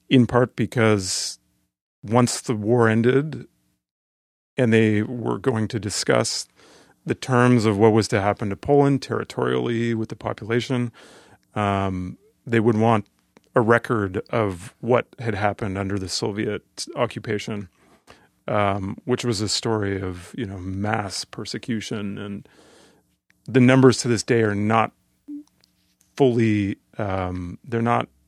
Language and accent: English; Canada; I'm growing up in Canada as a assimilated Canadian